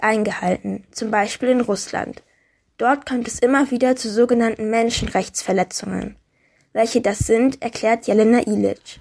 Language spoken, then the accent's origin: German; Germany; Bei uns in Deutschland